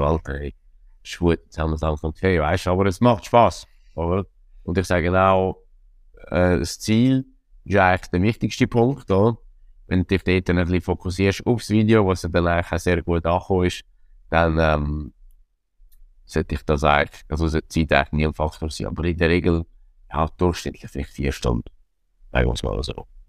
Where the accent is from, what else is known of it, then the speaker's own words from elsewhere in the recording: Zurich, Switzerland; als Zürcher